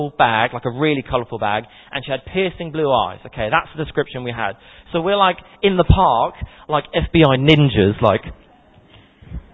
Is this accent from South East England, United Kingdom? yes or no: yes; Portsmouth, South East England, United Kingdom; moved away as an adult; now in Woking, United Kingdom; I'm originally from Portsmouth, born and bred